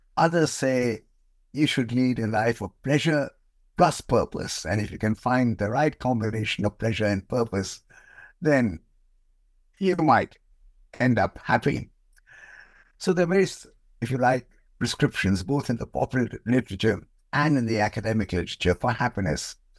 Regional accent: India; moved away as an adult; now in United Kingdom; I was born in India, and, um, I came to Britain many years ago as a P H D student, um, and I just stayed on.

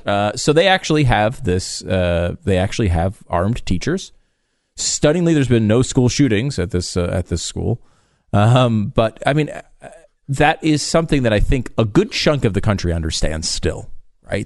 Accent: Northeast, United States; growing up in the Northeast

